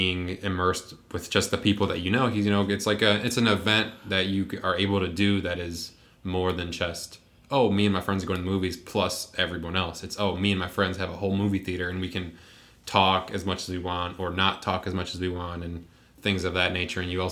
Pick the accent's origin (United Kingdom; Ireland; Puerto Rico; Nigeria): Puerto Rico; moved away; I remember growing up in Puerto Rico, I would go watch movies in English, even though they also had them dubbed in Spanish